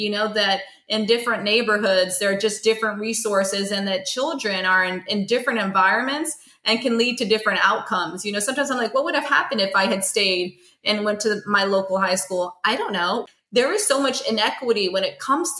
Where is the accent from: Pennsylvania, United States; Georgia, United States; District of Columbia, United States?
Georgia, United States; Stone Mountain; growing up in Stone Mountain.